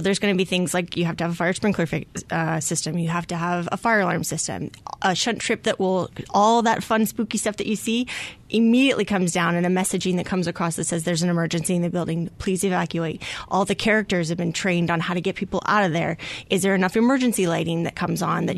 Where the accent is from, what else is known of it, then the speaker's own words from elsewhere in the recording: the Valley, Arizona, United States; I grew up in the Valley, and I'm just happy to be a part of a department that I, you know, serves the community that I grew up